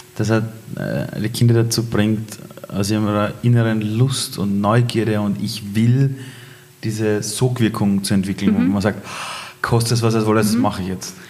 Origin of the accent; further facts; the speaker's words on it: Iran; moved away; ich komme aus dem Iran